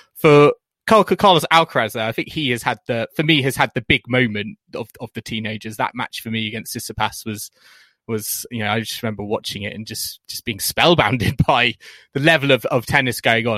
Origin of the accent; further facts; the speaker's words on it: United Kingdom; as British fans